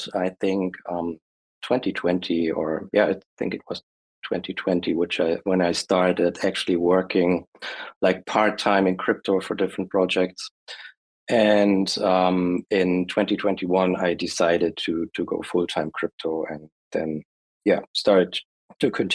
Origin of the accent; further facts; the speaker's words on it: Germany; I'm from Germany